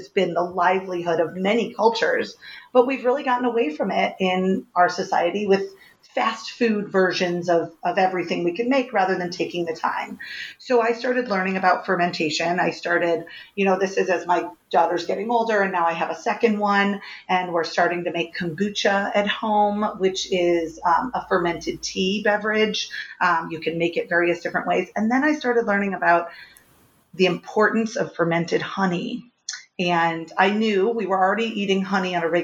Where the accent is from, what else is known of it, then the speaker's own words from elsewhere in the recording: Richmond Heights, Missouri, United States; I grew up in Richmond Heights. I'm a St. Louis girl, born and raised here